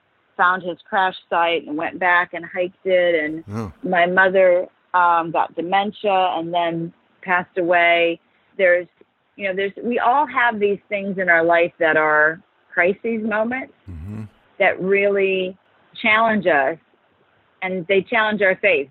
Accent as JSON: {"language": "English", "region": "Minnesota", "country": "United States", "tie": "born or raised there", "said": "we had a very simple, quintessential kind of life growing up in Minnesota."}